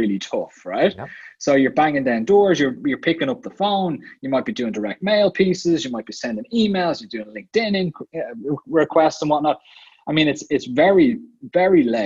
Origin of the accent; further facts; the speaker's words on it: Ireland; moved away as an adult; also born or lived in Dublin / Vienna, Austria; I grew up in Ireland